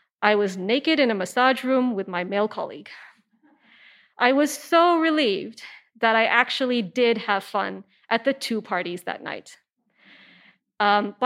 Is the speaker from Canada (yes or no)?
no; Hong Kong; I am an Indian woman from Hong Kong